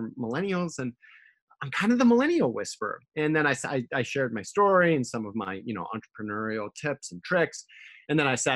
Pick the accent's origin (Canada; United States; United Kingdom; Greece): United States; I grew up in America with a very British father